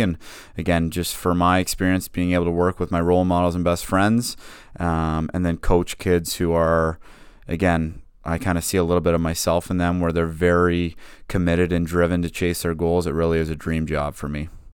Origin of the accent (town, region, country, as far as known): Whitby, Ontario, Canada; born or raised there